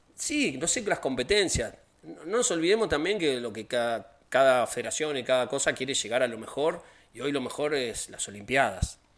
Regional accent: Argentina

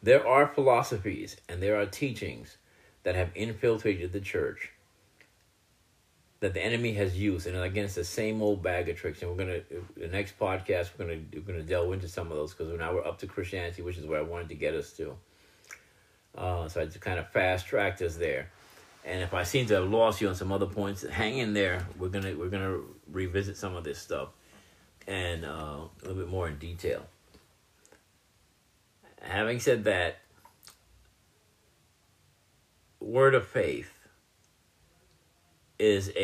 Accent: United States; I'm an American citizen

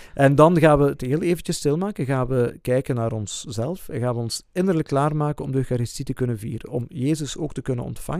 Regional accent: Flanders, Belgium; bij ons in Vlaanderen

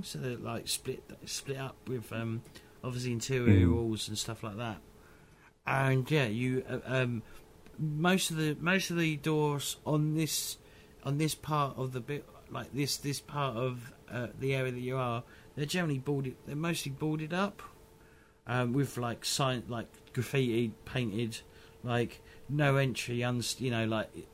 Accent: England, United Kingdom; us English

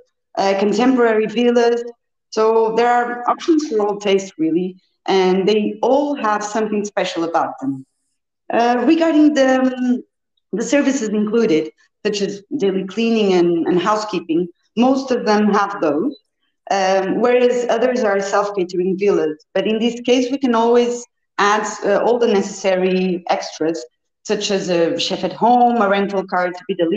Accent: Porto, Norte, Portugal; I was born and raised in Porto

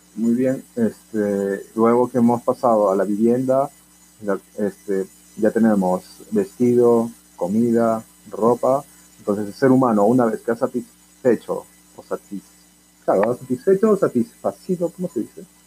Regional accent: Peru; Como buen peruano, nos gusta

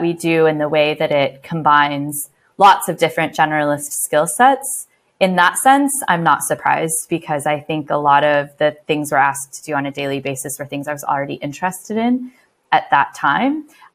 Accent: Midwest, United States; moved away as an adult; also born or lived in San Francisco; now in London, United Kingdom; I am originally from America and spent some time, I grew up in the Midwest and then spent some time working in San Francisco before moving abroad

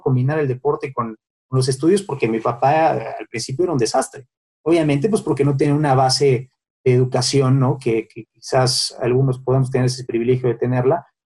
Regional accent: Mexico City, Mexico; also born or lived in Ciudad Satélite / Santa Fe; Yo nací en, en la Roma, ¿no? En, en, el Hospital Durango, ahí en la Roma, y toda, toda mi vida en, San Miguel Chapultepec.

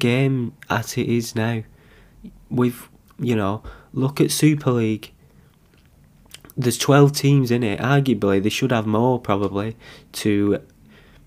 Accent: Bolton, North West England, United Kingdom; I'm from Bolton.

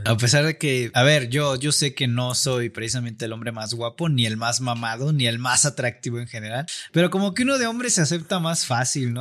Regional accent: Mexico; siendo mexicanos en general

